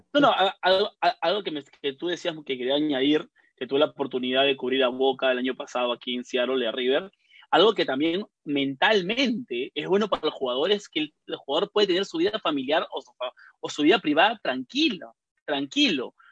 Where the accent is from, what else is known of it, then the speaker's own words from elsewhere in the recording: Peru; now in United States; nosotros que somos peruanos